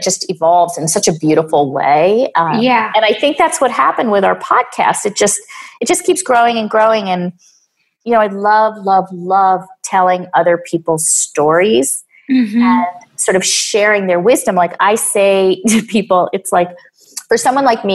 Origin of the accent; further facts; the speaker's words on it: New York, United States; also born or lived in Boulder, Colorado; I am from New York.